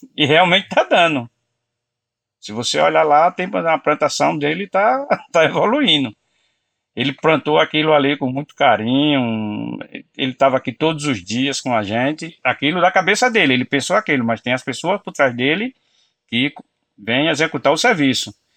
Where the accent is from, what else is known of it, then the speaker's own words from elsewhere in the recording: Pernambuco, Brazil; now in São Paulo, Brazil; sou pernambucano